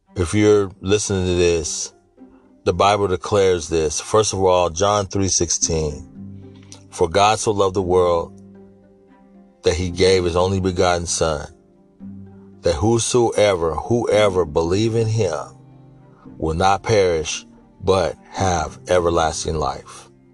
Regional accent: Sacramento, California, United States; born and raised in Sacramento, California, in Northern California

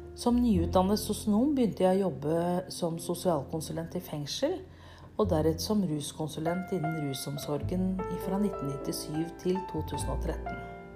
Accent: Nøtterøy, Vestfold, Norway; jeg kommer fra Nøtterøy i Norge

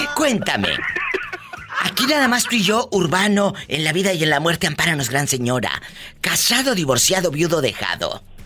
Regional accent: Matamoros, Tamaulipas, Mexico; Matamoros, Tamaulipas, mi tierra

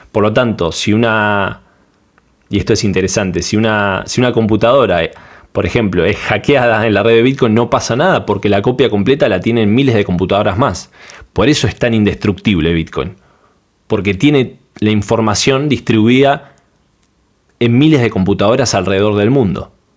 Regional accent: Argentina; soy de Argentina

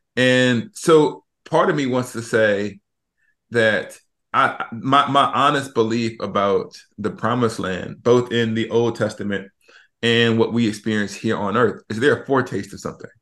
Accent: Alabama, United States; we're from Alabama

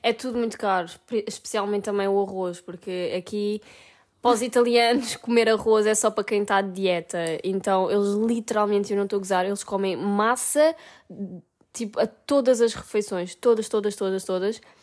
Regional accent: Portugal; moved away as an adult; now in Italy; para nós que somos portugueses

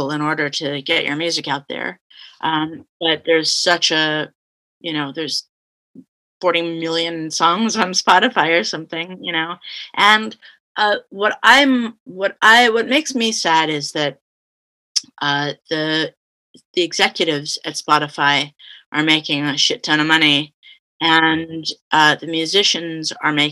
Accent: California, United States; also born or lived in Canada; But I've mainly grew up in California

